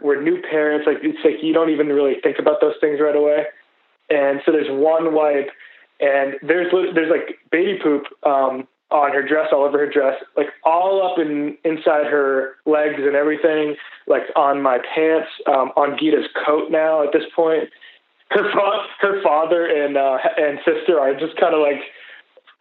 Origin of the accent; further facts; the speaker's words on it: Boston, Massachusetts, United States; I'm from Boston, Massachusetts